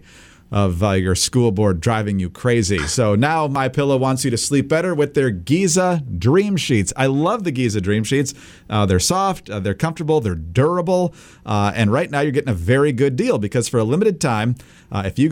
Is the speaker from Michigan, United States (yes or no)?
yes; Upper Peninsula of Michigan, United States; I grew up in the Upper Peninsula of Michigan